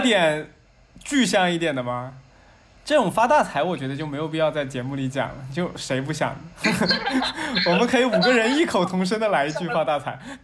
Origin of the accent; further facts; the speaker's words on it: southern China, China; 我是所以南方人